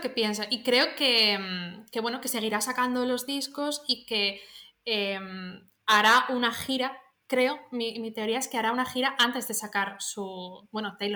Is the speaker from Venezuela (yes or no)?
no; Soria, Castile and León, Spain; Yo soy de Soria.